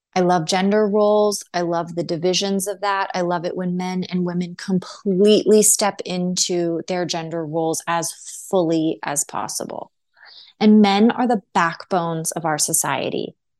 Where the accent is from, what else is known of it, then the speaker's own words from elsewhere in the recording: United States; as American citizens